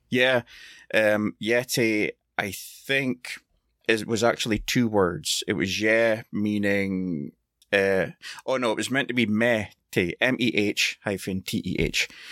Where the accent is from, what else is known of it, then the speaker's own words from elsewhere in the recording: Scotland, United Kingdom; I'm Scottish